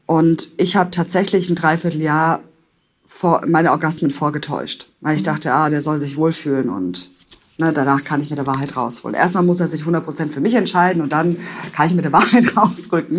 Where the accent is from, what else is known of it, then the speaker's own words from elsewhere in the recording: Stuttgart, Baden-Württemberg, Germany; moved away as an adult; also born or lived in Palatinate; in meine Heimat nach Stuttgart